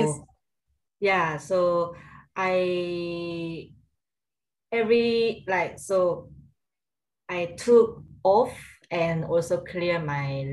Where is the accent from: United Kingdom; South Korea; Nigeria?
South Korea; English is a second language; moved away as an adult; now in Singapore; I'm originally from South Korea. Then I moved to Singapore when I was after graduate my college